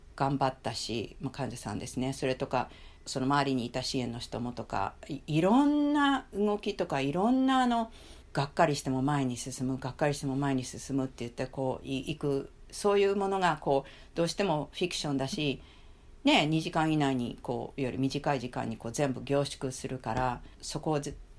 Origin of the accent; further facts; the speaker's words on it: Japan; moved away; also born or lived in United States; 私はあの子供の頃から日本に住んでそしてアメリカに行った